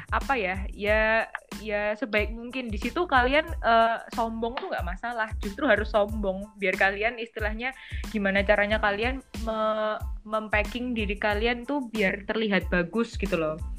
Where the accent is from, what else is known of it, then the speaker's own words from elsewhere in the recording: Java, Indonesia; accent: medok (Javanese-accented); aku kan medok